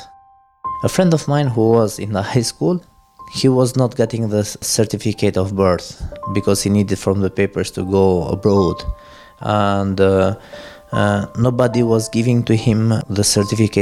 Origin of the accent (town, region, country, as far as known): Tirana, Tirana County, Albania; born or raised there; also born or lived in Lismat (birthplace, Albania)